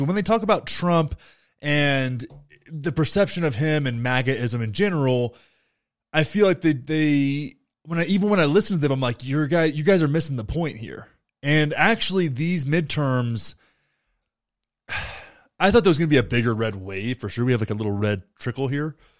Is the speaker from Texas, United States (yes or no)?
yes; Young County, Texas, United States; Beto got six hundred and twenty-seven votes in my home county